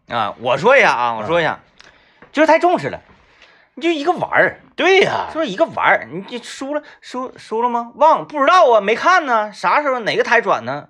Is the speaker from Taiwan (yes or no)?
no; Baishan, Jilin, China; 我是出生在那里